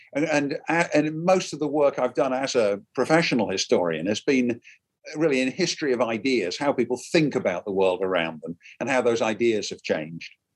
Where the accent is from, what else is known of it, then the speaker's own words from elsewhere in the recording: Derby, East Midlands, United Kingdom; moved away as an adult; now in United States; my hometown is a place called derby it's in the very center of england